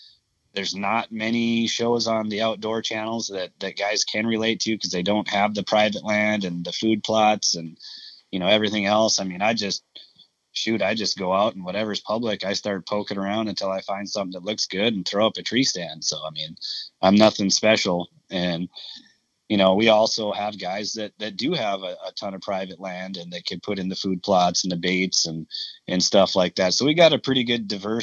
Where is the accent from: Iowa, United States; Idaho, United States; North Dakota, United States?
North Dakota, United States; I'm from North Dakota.